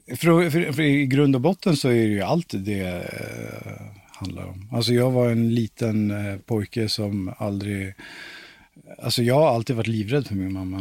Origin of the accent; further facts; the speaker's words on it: Stockholm, Stockholm County, Sweden; moved away; also born or lived in Valdemarsvik; jag är uppväxt i Hässelby från grund och botten